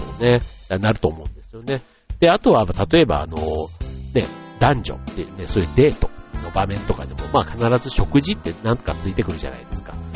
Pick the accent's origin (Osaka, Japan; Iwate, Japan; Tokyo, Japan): Osaka, Japan; moved away as an adult; 僕なんか出身が大阪なので